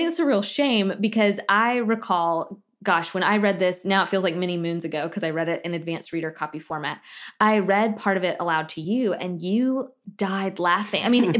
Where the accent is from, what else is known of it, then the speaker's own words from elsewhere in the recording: the South, United States; I'm a teetotaler from the South.